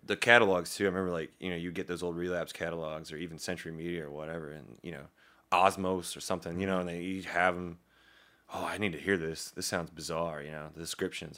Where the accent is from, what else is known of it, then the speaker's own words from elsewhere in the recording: Daleville, Virginia, United States; I didn't actually grow up in Roanoke. I grew up in Daleville, to town, small town, about twenty-five minutes outside of Roanoke